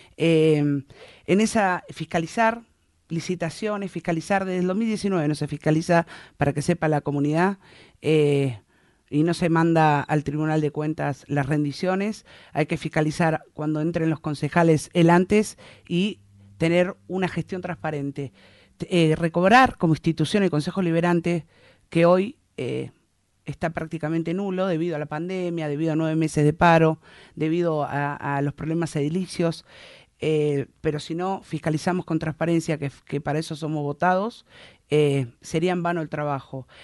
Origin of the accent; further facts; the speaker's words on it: San Isidro, Buenos Aires Province, Argentina; moved away as an adult; now in Puerto Deseado, Argentina; nací en San Isidro